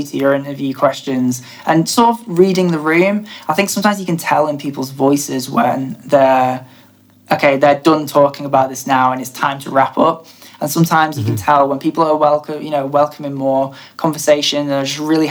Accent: Blackpool area, North West England, United Kingdom; we're both from, I say Blackpool because that's the main place that people know. We're both not from Blackpool, but I imagine people wouldn't really know Garstang or Pollen

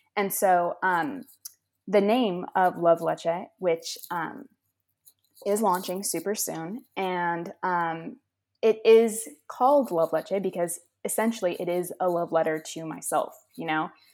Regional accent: Los Angeles, California, United States; moved away as an adult; now in Massachusetts, United States; I am from Los Angeles, California, and I did move to Massachusetts

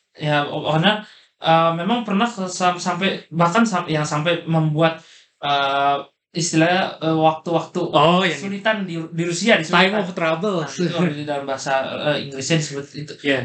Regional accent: Indonesia

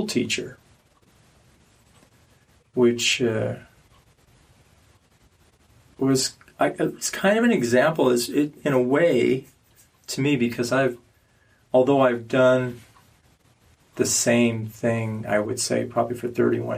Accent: Omaha, Nebraska, United States; moved away; I grew up not here. I grew up in Nebraska

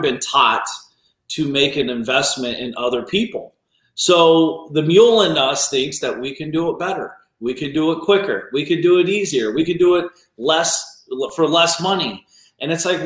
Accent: Ohio, United States; I grew up in small town Ohio

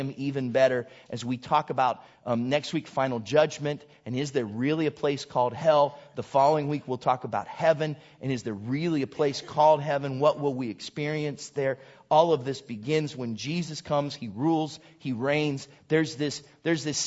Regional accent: Southington, Ohio, United States; moved away; I'm from Southington, Ohio

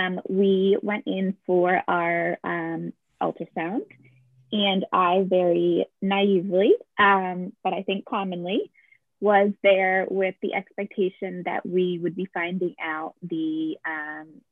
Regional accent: Capital District, New York, United States; I grew up in the Capital District and came back here after college

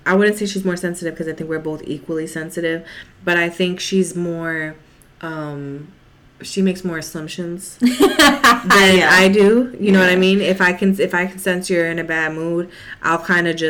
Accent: New York City, New York, United States; I'm from the Bronx

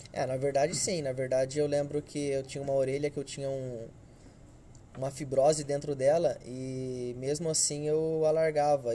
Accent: Hortolândia, São Paulo, Brazil; Sou de Hortolândia

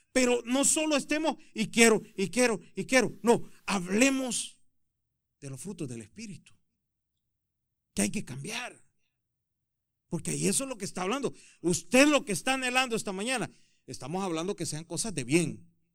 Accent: El Salvador; moved away; yo soy de Salvador

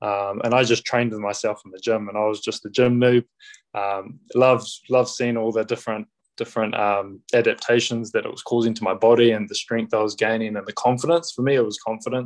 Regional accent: Auckland, New Zealand; also born or lived in United States; I grew up out in West Auckland, so I went to primary school out in Waimauku. So I'm a Westie

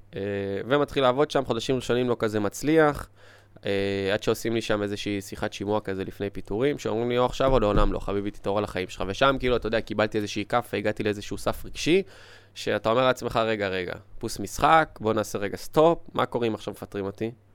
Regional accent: Israel; also born or lived in Ukraine; אני לא נולדתי פה בארץ, הייתי בגיל חמש, מאוקראינה

